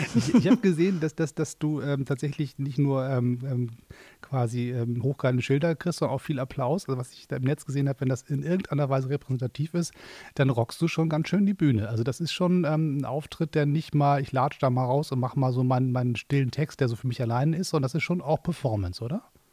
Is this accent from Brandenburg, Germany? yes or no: no; Hamburg, Germany; moved away as an adult; now in Berlin, Germany; ich bin ja Exil-Hamburger, ich, ich, muss ja in Berlin wohnen